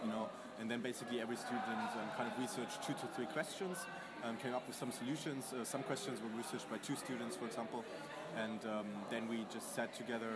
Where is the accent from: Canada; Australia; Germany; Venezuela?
Germany; moved away; I'm from Germany.